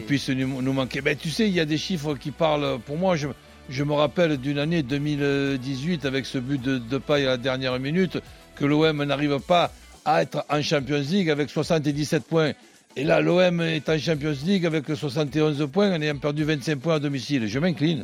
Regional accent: Marseille, Provence-Alpes-Côte d'Azur, France; en tant que Marseillais

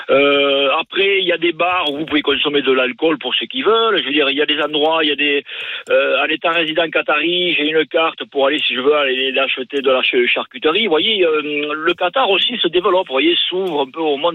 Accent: Lourdes, Occitania, France; suis du sud-ouest.

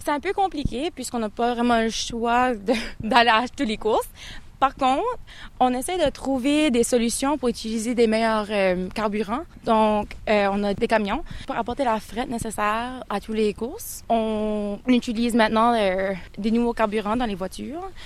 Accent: Canada; moved away as an adult; now in United Kingdom; je suis originaire euh, du Canada

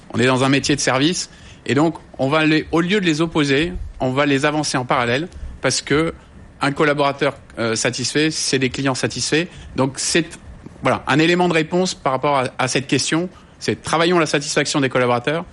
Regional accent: France; on est français

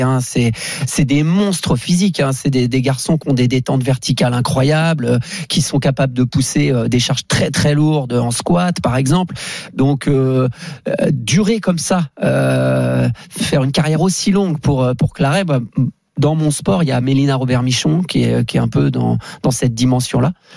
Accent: Brittany, France; je viens de la Bretagne

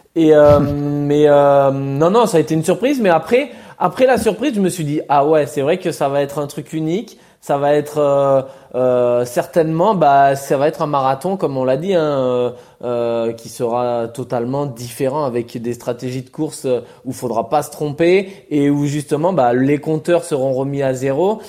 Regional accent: France; en tant que Français

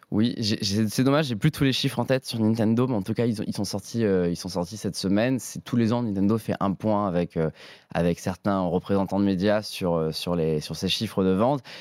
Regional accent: Nice, Provence-Alpes-Côte d'Azur, France; moved away

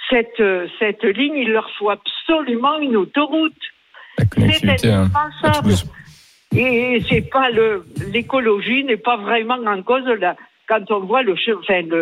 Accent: Albi, Occitania, France; je suis d'Alpi

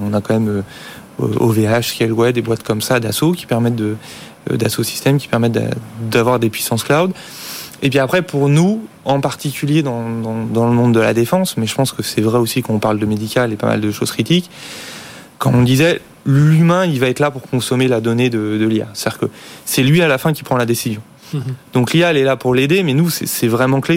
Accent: France; en tant que Français

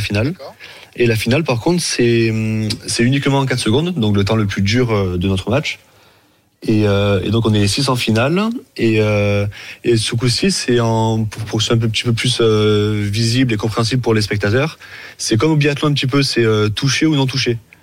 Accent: Montpellier, Occitania, France; now in Marseille, France; je suis de Je suis de Montpellier mais depuis, depuis 2013, je suis venu sur Marseille

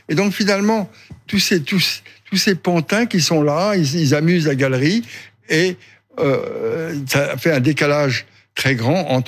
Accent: France; Je suis français.

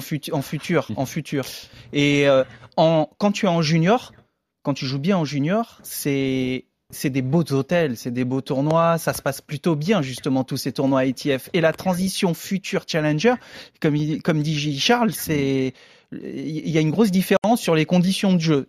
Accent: France; en tant que Français

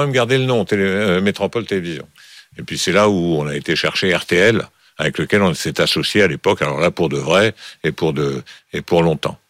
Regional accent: Bordeaux, Nouvelle-Aquitaine, France; also born or lived in Villefranche-sur-Saône; j'ai fait mes études à Bordeaux parce que mon père travaillait à Bordeaux et j'y suis passé des années qui comptent. Hein. J'y suis passé de l'âge de 8 ans jusqu'à

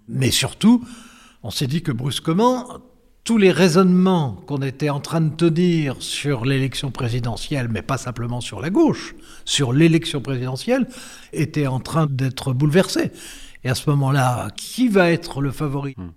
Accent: France; on est français

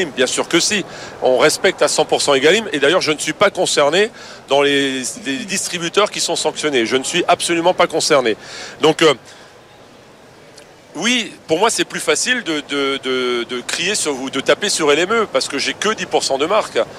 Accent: France; moi, moi je reste je suis français, fier de l'être, et je vais toujours pousser les produits français.

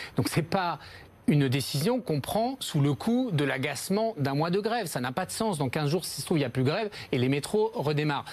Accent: Paris, Île-de-France, France; je suis un Parisien comme vous, un, un, élu de, de Paris

